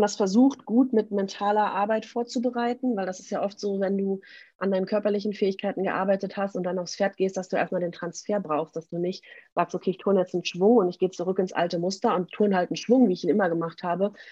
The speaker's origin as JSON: {"language": "German", "town": "Münster", "region": "North Rhine-Westphalia", "country": "Germany", "said": "ich komme aus Münster in Nordrhein-Westfalen"}